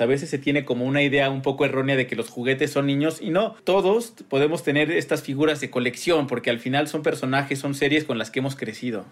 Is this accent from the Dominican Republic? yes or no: no; Mexico; somos los mexicanos